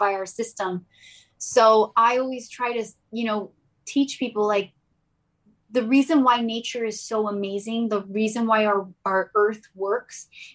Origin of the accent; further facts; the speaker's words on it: Gilbert, Arizona, United States; moved away as an adult; also born or lived in South Carolina / Iran (ancestry); now in Sacramento, United States; I grew up around farms in Arizona. I was more in the country, and it was called Gilbert